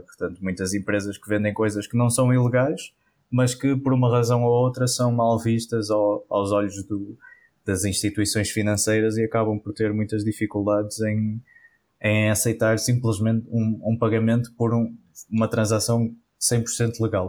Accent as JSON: {"language": "Portuguese", "town": "Porto", "region": "Norte", "country": "Portugal", "tie": "born or raised there", "said": "sou do, do Porto, nascido e criado cá no Norte"}